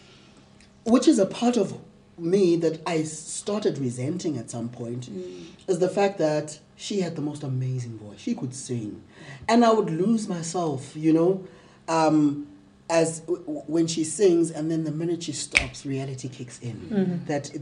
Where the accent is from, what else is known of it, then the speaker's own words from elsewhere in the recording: Mthatha, Eastern Cape, South Africa; I grew up in Umtata, raised and socialized as a girl